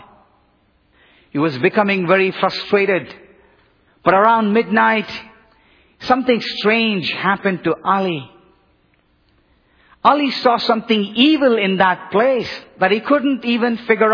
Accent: Bangalore, Karnataka, India; moved away; the southern Indian city of Bangalore, my hometown

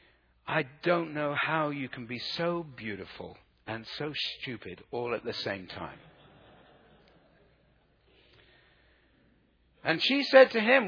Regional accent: South Africa; I come from South Africa

